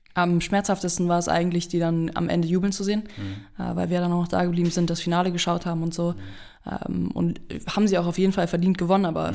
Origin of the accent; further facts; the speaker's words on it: Berlin, Germany; also born or lived in Marburg; now in Keltern, Germany; seitdem ich aus Berlin weggegangen bin, die ich mal wieder in meiner Heimatstadt gespielt habe